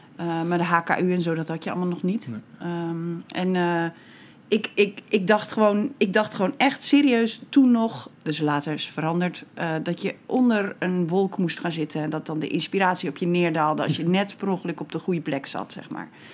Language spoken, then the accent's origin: Dutch; Bedum, Groningen, Netherlands; now in Rotterdam, Netherlands; ik kom uit Groningen. Ja. Ook niet eens uit de stad trouwens, uit de, uit de provincie